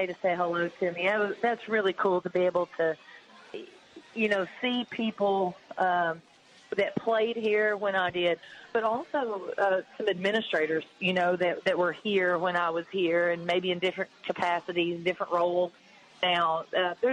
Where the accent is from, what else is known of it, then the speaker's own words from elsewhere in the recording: Tennessee, United States; at Tennessee, in my home state